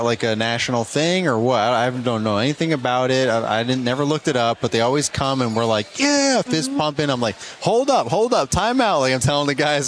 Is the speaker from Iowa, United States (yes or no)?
no; New York, United States; I'm from New York